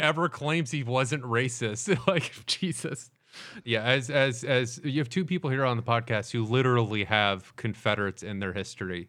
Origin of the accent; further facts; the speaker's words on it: the South, United States; growing up in the South